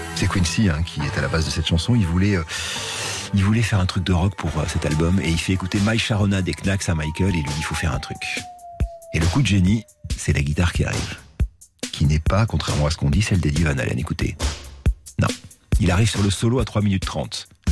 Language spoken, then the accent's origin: French; Bordeaux, Nouvelle-Aquitaine, France; je suis tellement de Bordeaux